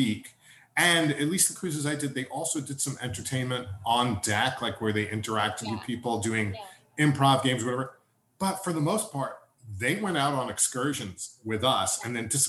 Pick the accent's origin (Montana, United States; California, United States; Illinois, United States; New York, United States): New York, United States; New York City; also born or lived in Pennsylvania / Massachusetts; I'm one of the few native New Yorkers I know